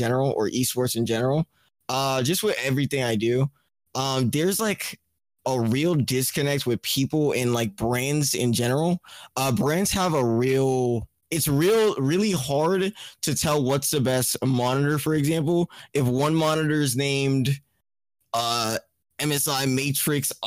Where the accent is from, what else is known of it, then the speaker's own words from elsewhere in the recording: Trinidad & Tobago; moved away; also born or lived in Florida; I'm from Trinidad and Tobago. It's like a Caribbean island.